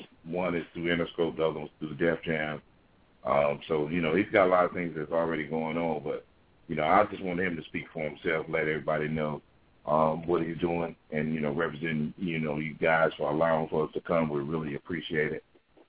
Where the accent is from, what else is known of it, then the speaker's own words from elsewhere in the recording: Rockingham, North Carolina, United States; also born or lived in Charlotte; But I'm originally from Rockingham, North Carolina. But been all over the planet, man.